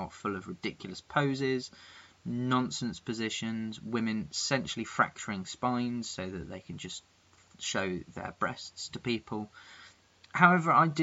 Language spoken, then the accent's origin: English; England, United Kingdom; I'm that English guy